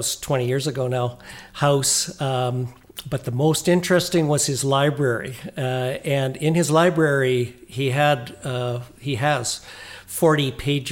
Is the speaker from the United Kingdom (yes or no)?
no; Oliver, British Columbia, Canada; moved away as an adult; also born or lived in Vancouver; Grew up in Oliver in the South Okanagan when it was all fruit trees, before grapes, before the wine industry. Born there, went all the way through up to high school before I left there